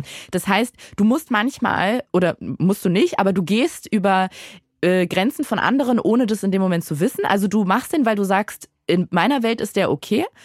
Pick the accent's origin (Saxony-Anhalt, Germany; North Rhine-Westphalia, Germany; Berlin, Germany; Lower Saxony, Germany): Berlin, Germany; aus Berlin. Nee, aber davor, also ich bin in Berlin geboren